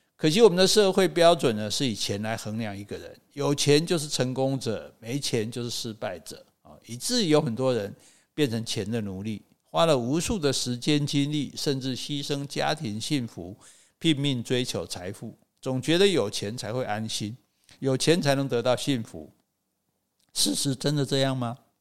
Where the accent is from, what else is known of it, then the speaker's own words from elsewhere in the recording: Taichung, Taiwan; moved away; also born or lived in Wulai, New Taipei / Xueba; 从乌来搬回我的这个台中老家的时候，妈妈家